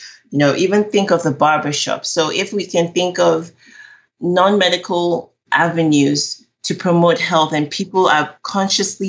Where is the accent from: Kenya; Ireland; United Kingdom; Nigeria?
Nigeria; now in Texas, United States; I'm Nigerian